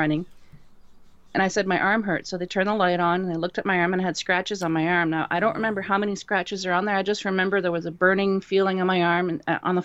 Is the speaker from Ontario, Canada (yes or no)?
no; Dieppe, New Brunswick, Canada; up on the east coast of Canada in a province called New Brunswick. And the town that we lived in, Dieppe